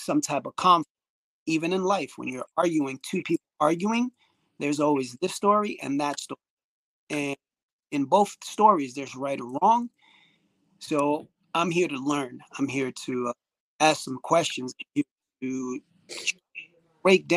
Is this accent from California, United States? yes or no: no; New York City, New York, United States; the people that I grew up with, growing up in Washington Heights, Bronx